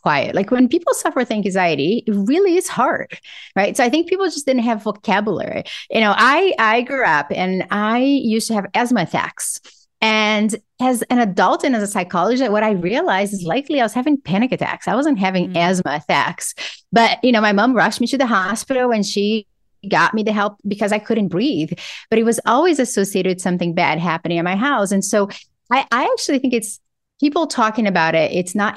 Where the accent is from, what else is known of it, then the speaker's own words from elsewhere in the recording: Brazil; English is a second language; moved away as an adult; now in United States; I grew up poor in Brazil